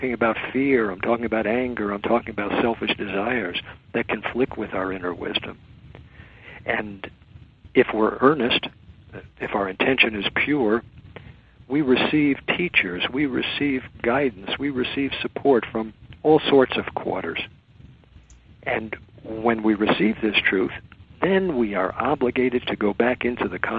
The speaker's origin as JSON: {"language": "English", "country": "United States", "tie": "born or raised there", "said": "I was born in America. I'm an American."}